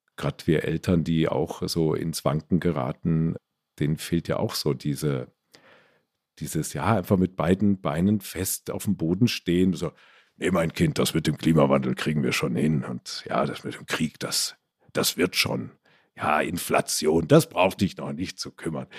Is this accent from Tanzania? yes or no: no; Stadtallendorf, Hesse, Germany; also born or lived in Marburg; now in Ammersee, Germany; Wir hatten bei uns in Stadt Allendorf so einen kleinen Dorfladen